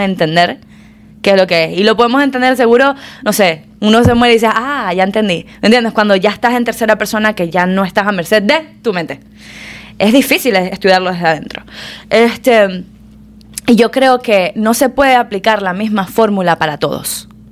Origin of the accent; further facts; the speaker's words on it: Maracaibo, Zulia, Venezuela; now in Miami, United States; nacida criada en Venezuela en la mayor parte